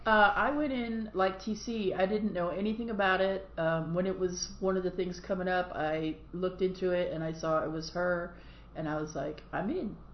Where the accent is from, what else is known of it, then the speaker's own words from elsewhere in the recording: United States; I am an American and I live in this country